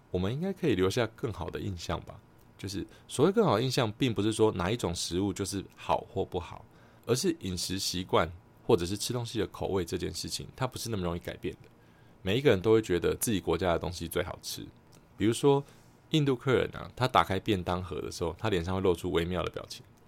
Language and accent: Chinese; Taiwan; 作为一个台湾人呢，我非常喜欢台湾的料理